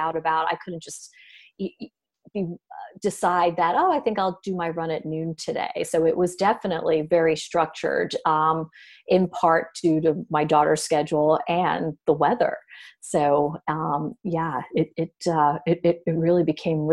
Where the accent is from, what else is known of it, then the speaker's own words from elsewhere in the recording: New York City, New York, United States; I'm from Brooklyn